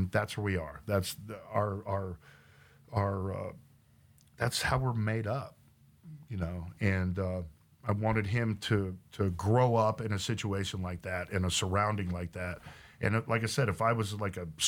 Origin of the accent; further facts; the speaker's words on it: Oklahoma, United States; also born or lived in Los Angeles / San Diego; now in Texas, United States; I grew up in Oklahoma